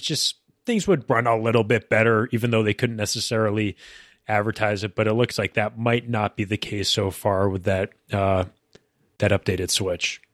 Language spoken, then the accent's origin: English; Massachusetts, United States; born or raised there